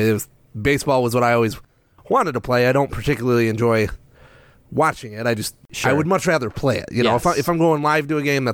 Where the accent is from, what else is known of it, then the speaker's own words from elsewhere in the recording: South Haven, Michigan, United States; also born or lived in Grand Rapids, Michigan / Allegan, Michigan / Saginaw, Michigan; I was born in Grand Rapids at the hospital, if that counts. However, grew up in the South Haven, Grand Junction area